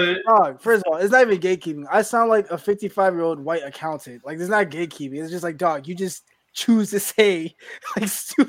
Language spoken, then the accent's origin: English; Georgia, United States; I'm from Georgia, man.